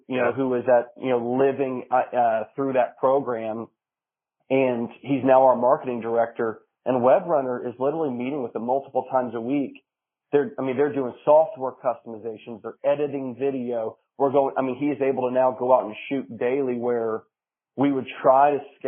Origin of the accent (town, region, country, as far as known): Marion, United States; born or raised there